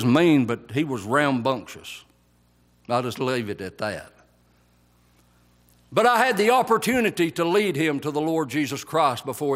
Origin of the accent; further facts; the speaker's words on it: Whites, Georgia, United States; I grew up in Whites, Georgia